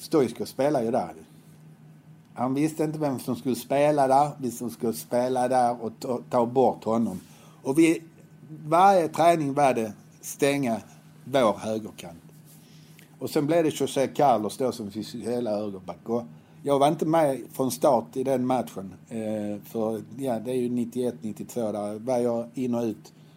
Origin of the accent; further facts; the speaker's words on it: Helsingborg, Skåne, Sweden; Jag var uppväxt på Höga Borg